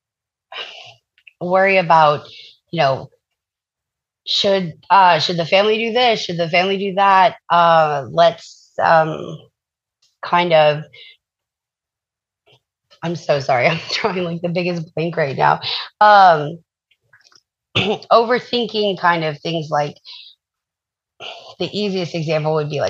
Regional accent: the South, United States; I'm from the South, so yes, sir, yes, ma'am, that's very common down here

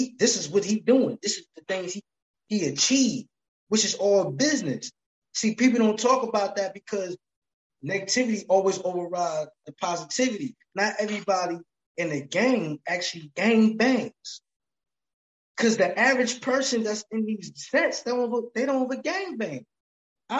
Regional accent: New Jersey, United States; I'm from Jersey

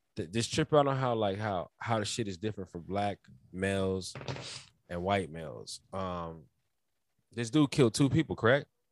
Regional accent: United States; We both black Americans

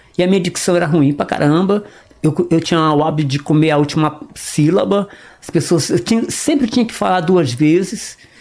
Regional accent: Northeast Region, Brazil; accent: nordestino; moved away; also born or lived in Fortaleza; eu sou nordestino.

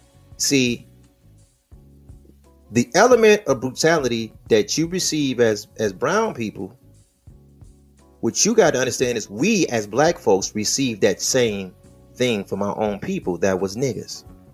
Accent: Midwest, United States; See, I'm from the Midwest and there's a group in a gang called the Latin Kings. They actually come out of Chicago.

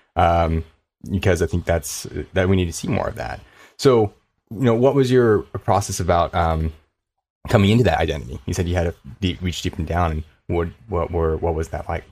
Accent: Ontario, California, United States; also born or lived in Koreatown, Los Angeles; I'm in the K Town now, but I grew up in, uh, Inland Empire

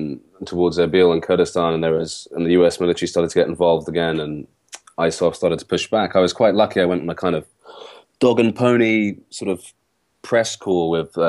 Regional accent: London, United Kingdom; So I'm from London, but my father is Iraqi and my mother is British.

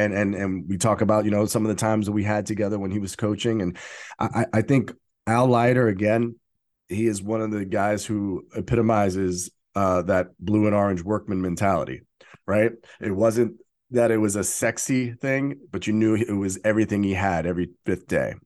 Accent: New York City, New York, United States; as a kid growing up in Brooklyn

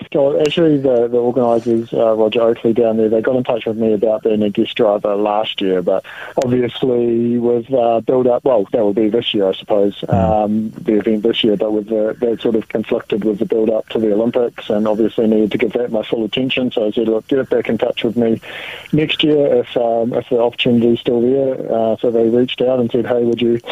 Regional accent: Dunedin, Otago, New Zealand; moved away; my hometown in Dunedin. That's, where my roots are

